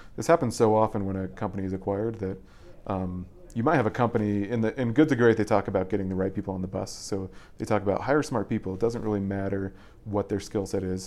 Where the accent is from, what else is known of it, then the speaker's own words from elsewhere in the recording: Boulder, Colorado, United States; I'm originally from Colorado. I, I pretty much grew up, um, like ten feet away from here